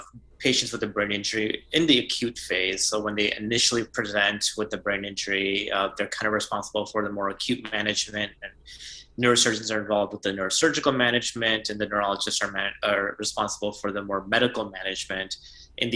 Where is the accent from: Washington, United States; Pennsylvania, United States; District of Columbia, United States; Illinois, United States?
Illinois, United States; Chicago; moved away as an adult; also born or lived in Ann Arbor, Michigan / Houston, Texas; now in Boston, United States; I'm originally from the Chicagoland area. I grew up there